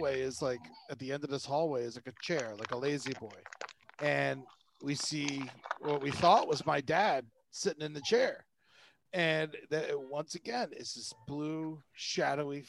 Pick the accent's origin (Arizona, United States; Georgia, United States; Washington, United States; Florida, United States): Florida, United States; moved away; I grew up in Florida